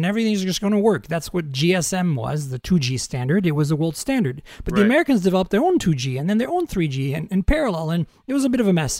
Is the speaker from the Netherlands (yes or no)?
no; Canada; I'm also a Canadian, so I could say Canada.